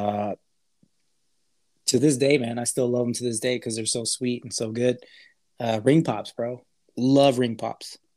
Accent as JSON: {"language": "English", "town": "El Paso", "region": "Texas", "country": "United States", "tie": "born or raised there", "said": "Or where we grew up in El Paso, Texas. It's a border city. Our parents are Hispanic."}